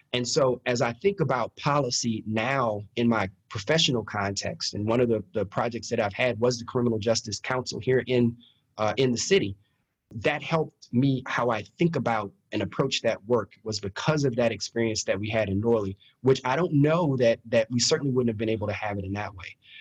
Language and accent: English; Baton Rouge, Louisiana, United States; I grew up in Baton Rouge